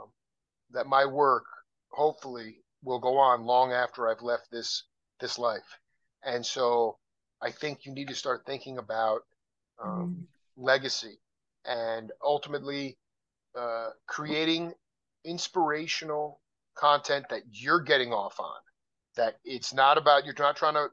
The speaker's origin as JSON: {"language": "English", "area": "Long Island", "region": "New York", "country": "United States", "tie": "born or raised there", "moved": "yes", "lives_now": "Tucson, United States", "said": "I was born in Long Island, so I know, I mean, I'm a New Yorker, but I live in Tucson, Arizona"}